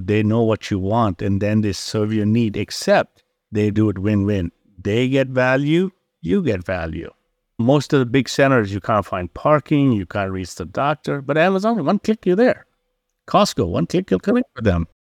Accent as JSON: {"language": "English", "country": "India", "tie": "born or raised there", "also_born_or_lived": "Mandalay, Myanmar", "moved": "yes", "lives_now": "Chicago, United States", "said": "I was born in Burma, Mandalay, grew up in India"}